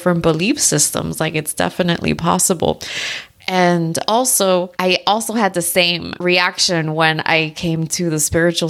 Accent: South Florida, United States; moved away as an adult; also born or lived in Tennessee / Arizona; I was born and raised in South Florida

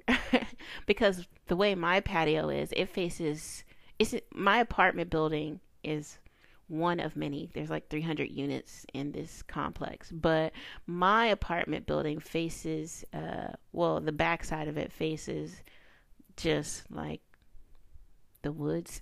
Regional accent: the South, United States; I'm a kid from the South, raised in a rural area, a little countryside

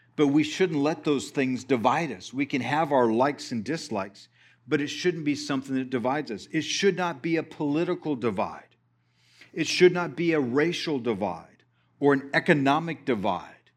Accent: Texas, United States; we're from Texas

